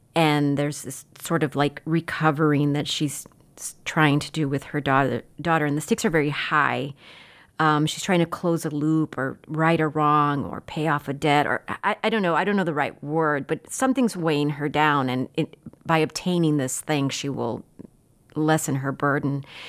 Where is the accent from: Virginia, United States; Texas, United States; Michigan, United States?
Texas, United States; Laredo; I grew up in Laredo